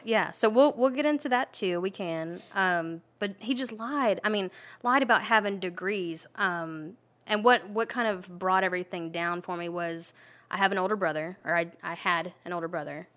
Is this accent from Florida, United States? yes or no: yes; Gainesville, Florida, United States; I'm from Gainesville